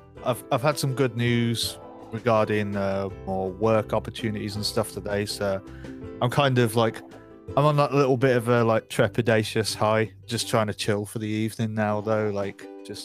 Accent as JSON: {"language": "English", "region": "West Midlands", "country": "United Kingdom", "tie": "born or raised there", "moved": "as an adult", "lives_now": "London, United Kingdom", "said": "I grew up just outside of Birmingham in the Midlands. I moved to London after I went to uni. So I've been here, since like 2013."}